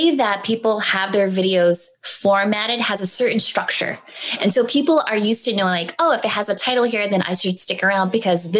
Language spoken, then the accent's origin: English; San Diego, California, United States; I'm from San Diego